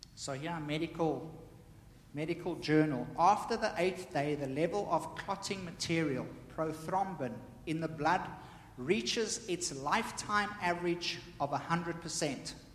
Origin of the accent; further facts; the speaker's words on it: South Africa; me growing up in South Africa